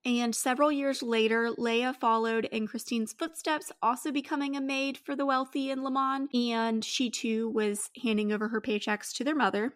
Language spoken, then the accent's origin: English; United States; I'm very American